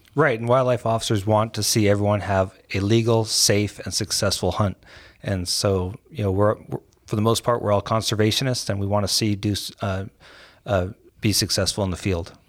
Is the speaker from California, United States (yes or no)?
yes; San Francisco, California, United States; I was born and raised in San Francisco